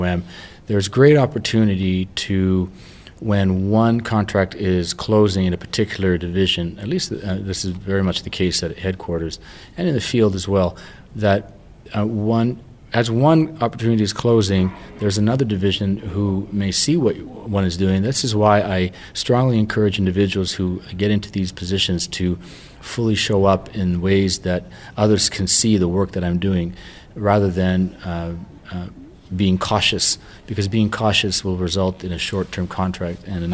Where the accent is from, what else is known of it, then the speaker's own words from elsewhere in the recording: Canada; moved away; I'm from Canada